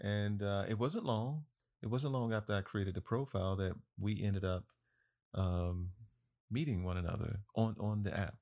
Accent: Florida, United States; I am from Florida, born and raised

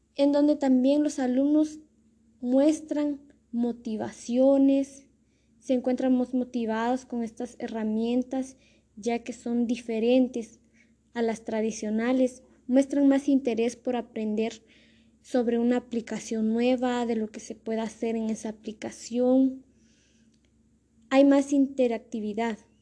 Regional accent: Totonicapán, Guatemala; El lugar donde soy originaria es de Totonicapán, del municipio de Totonicapán, de una aldea que se llama Pastoca

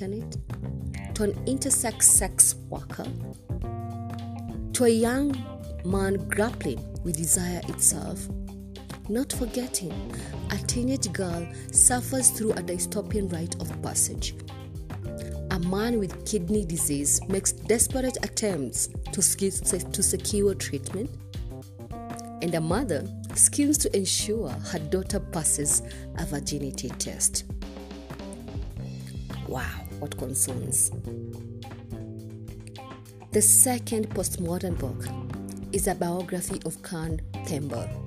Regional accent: Kenya; I am uniquely Kenyan and relevantly African

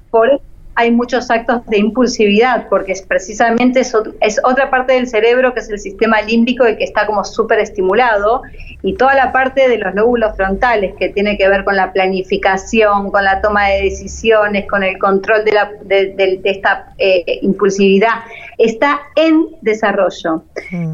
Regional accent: Argentina; moved away as an adult; now in Panama; Yo soy argentina, pero estoy viviendo ahora en Panamá

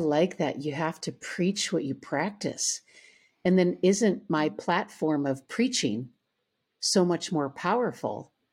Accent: Owatonna, Minnesota, United States; I grew up in Owatonna, Minnesota, a smaller

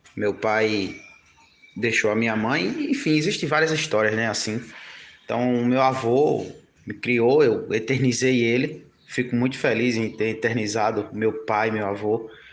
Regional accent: João Pessoa, Paraíba, Brazil; sou da cidade de João Pessoa

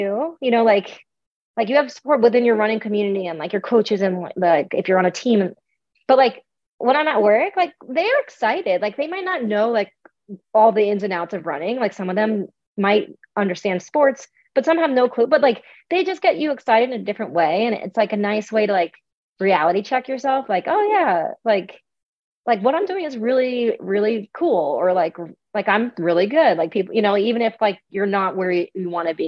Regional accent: Long Island, New York, United States; I am a New Yorker. I grew up on Long Island

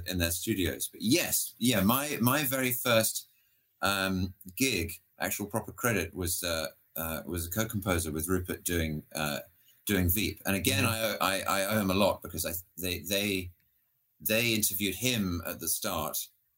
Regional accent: United Kingdom; I grew up in Britain

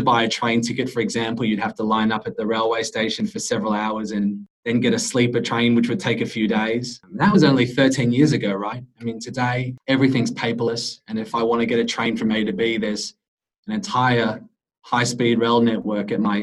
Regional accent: Australia; moved away as an adult; now in China; I'm from Australia, and this is my 8th year in China.

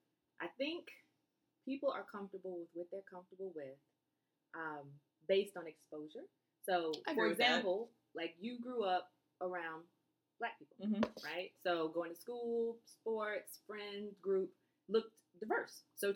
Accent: Germany; born there; for me, I grew up, I was born in Germany, army brat.

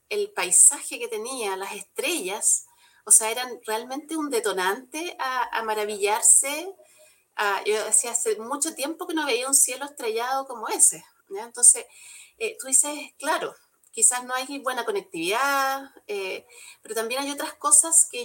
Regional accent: Santiago, Santiago Metropolitan Region, Chile; porque además yo que vengo de Santiago, ya se me ha olvidado un poco, pero eh, la visión de, de, un santiaguino es distinta

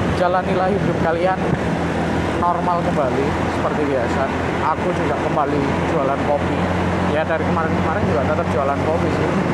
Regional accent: Malang, East Java, Indonesia; aku nggak ada hak pilih di Jakarta jelas karena aku dari Malang

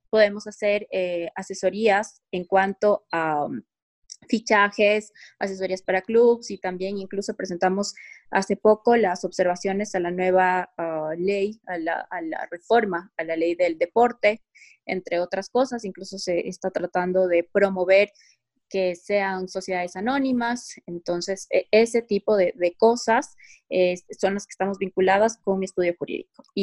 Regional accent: Quito, Pichincha, Ecuador; soy quiteña.

